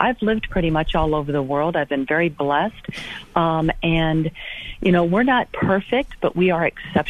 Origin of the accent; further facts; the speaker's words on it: Caracas, Capital District, Venezuela; born there; I was born in Caracas, Venezuela.